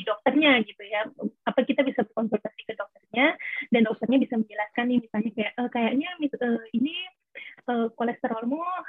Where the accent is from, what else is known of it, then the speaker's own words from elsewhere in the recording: Lombok, West Nusa Tenggara, Indonesia; also born or lived in Australia; aku uh, asalnya dari Lombok